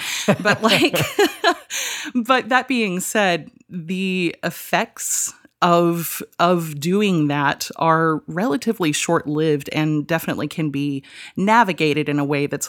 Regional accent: Georgia, United States; born or raised there

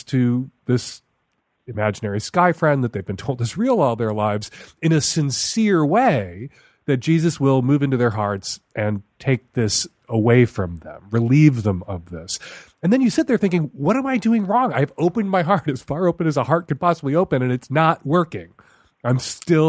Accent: Chicago, Illinois, United States; When I was a teenager growing up in Chicago

